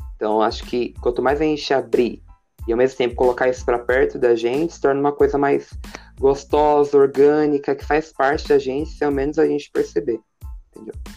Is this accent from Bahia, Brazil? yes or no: no; Paraná, Brazil; now in Suzano, Brazil; moro em São Paulo, Suzano, mas eu nasci no Paraná